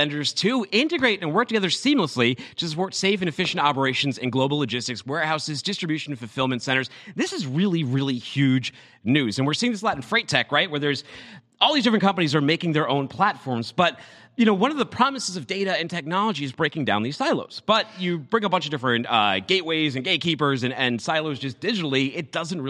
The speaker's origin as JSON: {"language": "English", "town": "Boston", "region": "Massachusetts", "country": "United States", "tie": "born or raised there", "moved": "yes", "said": "That's my hometown."}